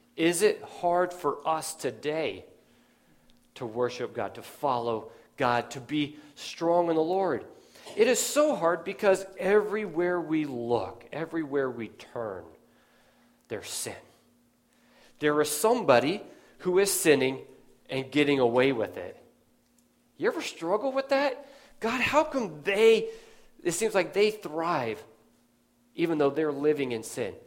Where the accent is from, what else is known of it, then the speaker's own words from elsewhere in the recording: Nevada, United States; now in Pennsylvania, United States; I grew up out in Nevada